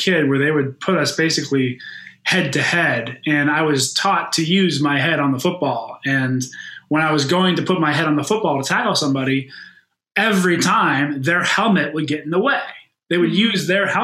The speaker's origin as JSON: {"language": "English", "town": "Pittsburgh", "region": "Pennsylvania", "country": "United States", "tie": "born or raised there", "also_born_or_lived": "Chicago", "moved": "as an adult", "said": "In Western Pennsylvania, in Pittsburgh, where I grew up, football is really king"}